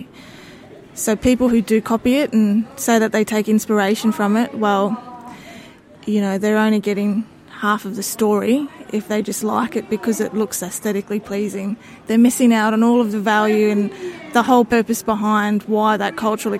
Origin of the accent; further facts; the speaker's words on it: North Stradbroke Island, Queensland, Australia; I'm from the Kornamooka people of Mendjeriba, also known as North Stradbroke Island, off the coast of Brisbane.